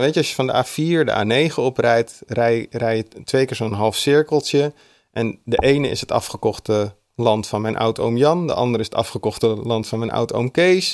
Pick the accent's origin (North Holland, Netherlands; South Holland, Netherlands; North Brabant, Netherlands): North Holland, Netherlands; Amsterdam; ik kom uit de Oosterparkbuurt waar ik ben opgegroeid.